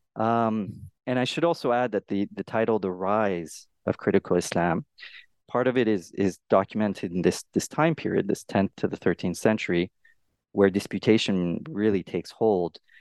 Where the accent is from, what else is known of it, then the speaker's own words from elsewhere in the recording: Canada; I'm a Canadian scholar